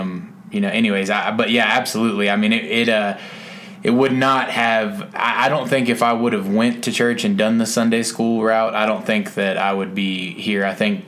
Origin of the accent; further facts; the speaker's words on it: Mesquite, Texas, United States; I grew up in Mesquite, Texas